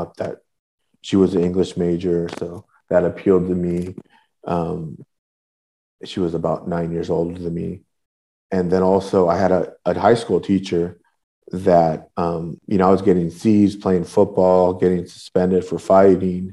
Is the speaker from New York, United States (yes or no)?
no; Northern Orange County, California, United States; also born or lived in Southeast Los Angeles; I grew up in Northern Orange County, which is like a working class section of Orange County. And I would go back and forth between Northern Orange County and Southeast